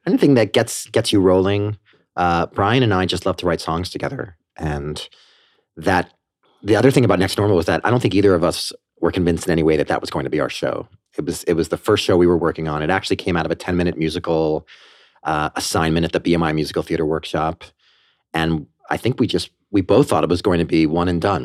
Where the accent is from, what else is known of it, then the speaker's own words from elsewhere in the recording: Port Washington, New York, United States; also born or lived in Armonk, New York / Banksville, Westchester, New York; I grew up on Long Island in Port Washington. I lived there until I was 13